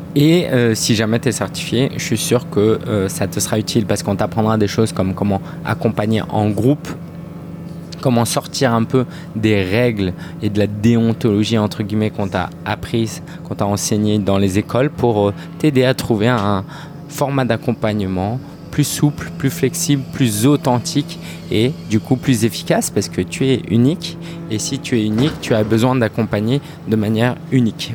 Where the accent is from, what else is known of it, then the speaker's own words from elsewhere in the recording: France; je suis né en France